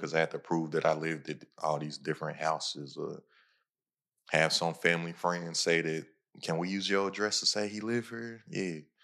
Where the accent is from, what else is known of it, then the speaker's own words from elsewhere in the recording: Lexington, Kentucky, United States; Lexington, Kentucky. That's where I'm from. That's my hometown, horse capital of the world.